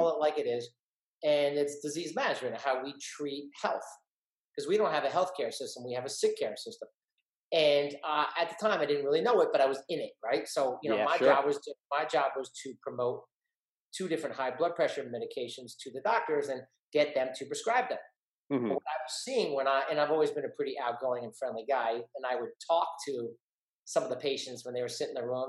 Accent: East Brunswick, New Jersey, United States; average kid growing up in East Brunswick, New Jersey

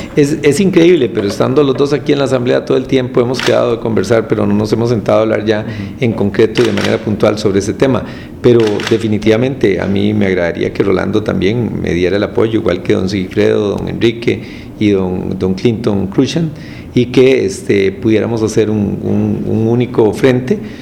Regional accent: Costa Rica; costarricense que cree en los derechos humanos

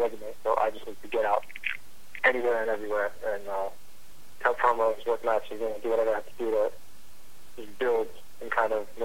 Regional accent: New York City, New York, United States; I'm from Brooklyn

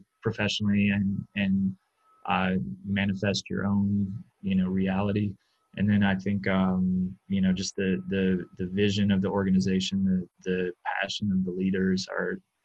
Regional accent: Atlanta, Georgia, United States; now in Milwaukee, United States; I grew up in Metro Atlanta, Georgia

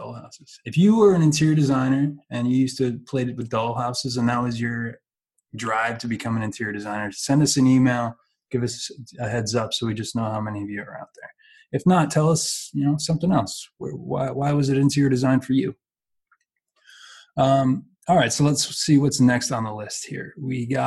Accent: Ohio, United States; moved away; I'm from Ohio

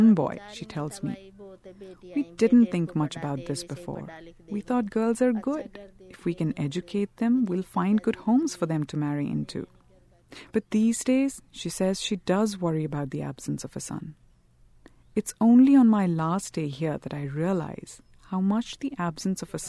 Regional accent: India; I grew up in India, in an urban middle-class family.

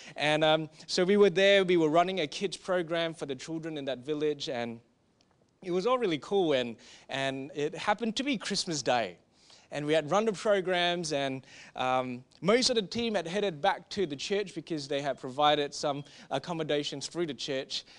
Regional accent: Singapore; we are from Singapore

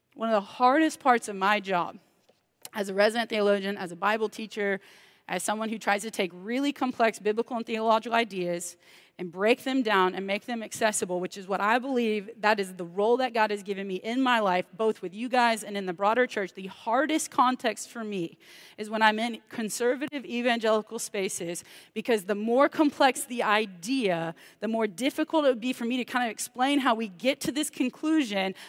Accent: Texas, United States; I'm from Texas where everybody's a minister

